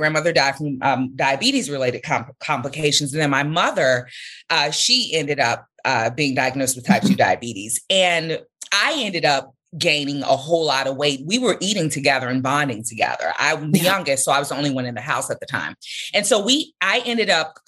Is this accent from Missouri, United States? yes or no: no; Chicago, Illinois, United States; I grew up in the Englewood community on Chicago's South Side